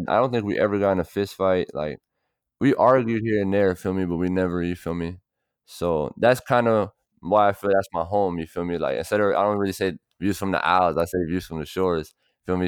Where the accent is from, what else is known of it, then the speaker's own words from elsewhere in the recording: Miami, Florida, United States; also born or lived in Miramar, Florida / Broward County, Florida; I'm from Miami and Broward because I lived in Miami for ten years and I lived in Broward for, like, well, I lived in Miami for nine, I lived in Broward for nine